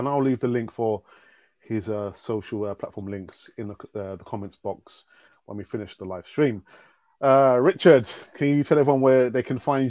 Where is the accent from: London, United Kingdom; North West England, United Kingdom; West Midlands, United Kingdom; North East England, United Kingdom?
London, United Kingdom; I was born and bred in London. Of course, I'm a black man with a black family.